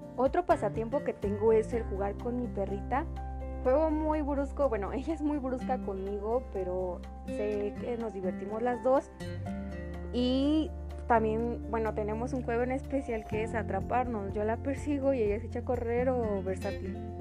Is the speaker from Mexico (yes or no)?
yes; State of Mexico, Mexico; soy del Estado de México